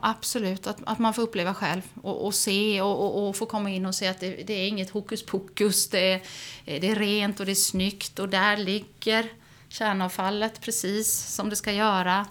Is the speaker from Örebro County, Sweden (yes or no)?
no; Oskarshamn, Kalmar County, Sweden; also born or lived in Swedish west coast; jag är ju född och uppvuxen i Oskarshamn